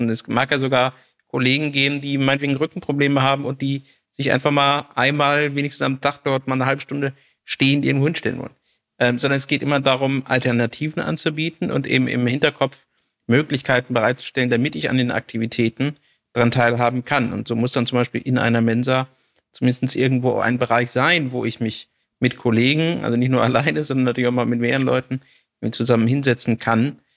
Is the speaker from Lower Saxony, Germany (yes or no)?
yes; Hameln, Lower Saxony, Germany; ich komme hier irgendwie aus Hameln, Rattenfängerstadt, alles Altstadt, ja.